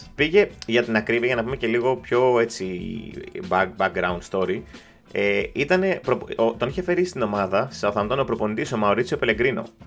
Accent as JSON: {"language": "Greek", "country": "Greece", "said": "είμαι από Ελλάδα"}